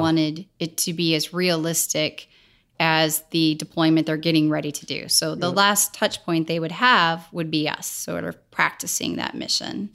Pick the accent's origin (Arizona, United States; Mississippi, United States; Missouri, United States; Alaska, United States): Missouri, United States; St. Louis; I was born and raised in St. Louis